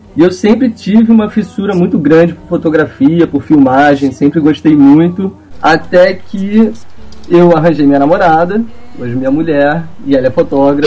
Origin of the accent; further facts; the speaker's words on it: Rio de Janeiro, Brazil; sou carioca